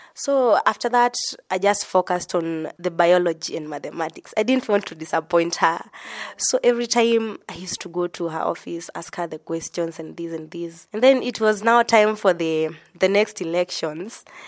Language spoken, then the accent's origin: English; Embu County, Kenya; also born or lived in Machakos County; I'm from Embu County, but originally it is Matapos County